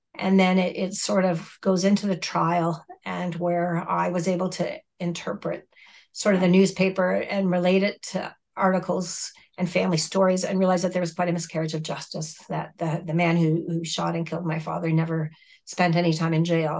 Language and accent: English; Southern Ontario, Canada; English is a second language; also born or lived in Mexico; I grew up in Southern Ontario and I was adopted at the age of nine